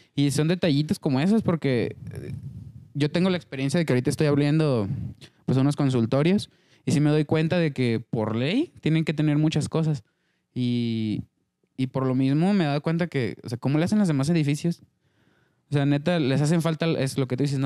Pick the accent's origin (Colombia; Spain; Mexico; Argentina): Mexico; entre mexicanos